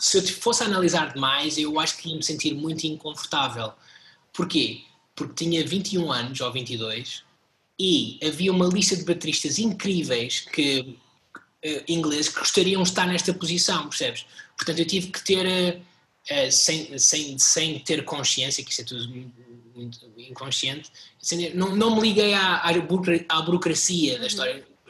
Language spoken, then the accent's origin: Portuguese; Portugal; nós enquanto portugueses